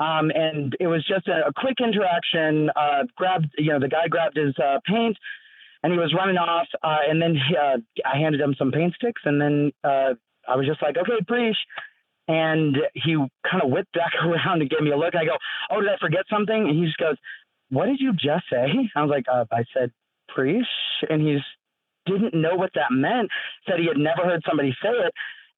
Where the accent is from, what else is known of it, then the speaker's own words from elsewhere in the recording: Fort Worth, Texas, United States; I'm from Fort Worth, Texas.